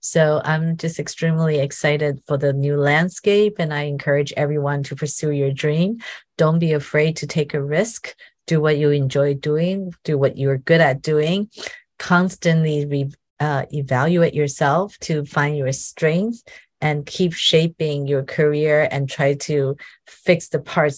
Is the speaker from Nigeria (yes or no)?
no; Taiwan; now in United States; The world is definitely changing here where I am in America. It's funny when I, you know, I came from Taiwan and Taiwan is definitely very equal in terms of gender employment